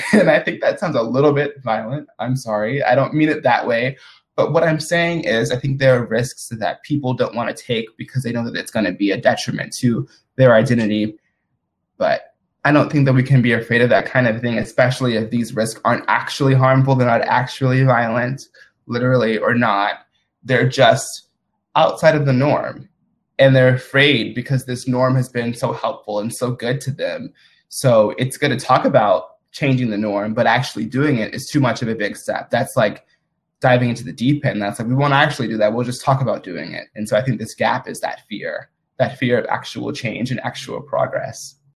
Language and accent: English; Madison, Mississippi, United States; I'm originally from Madison, Mississippi, which is like a suburb of the capital of Mississippi, which is Jackson. And I'm currently actually at home in Mississippi